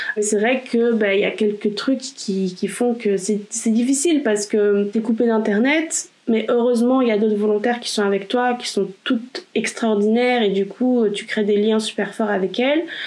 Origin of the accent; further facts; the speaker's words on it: Belgium; also born or lived in Poland; je suis belgo-polonaise